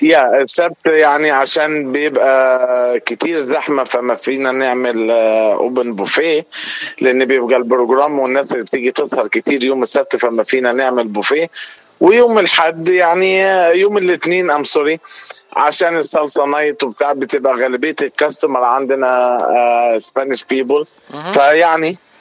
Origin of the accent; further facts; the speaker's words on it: Upper Egypt, Egypt; moved away as an adult; now in United States; انا من مصر تحديدا من الصعيد ليا 15 سنه في امريكا